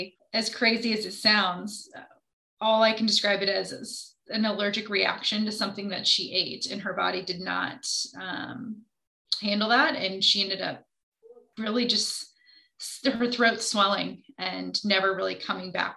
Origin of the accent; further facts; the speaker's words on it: Indianapolis, Indiana, United States; I am from Indianapolis